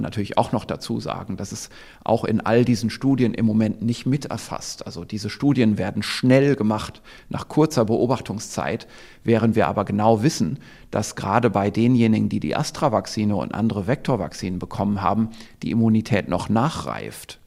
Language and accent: German; Germany; hier bei uns in Deutschland